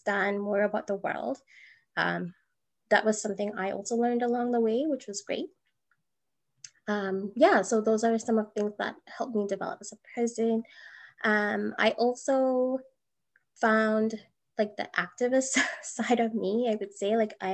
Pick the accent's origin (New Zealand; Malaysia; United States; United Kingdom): Malaysia; now in Edmonton, Canada; as a female growing up in Malaysia